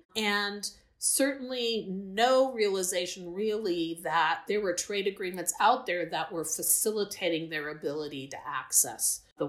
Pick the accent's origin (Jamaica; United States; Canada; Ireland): United States; Midwest; being born and raised in the Midwest, I was dispatched to the Midwest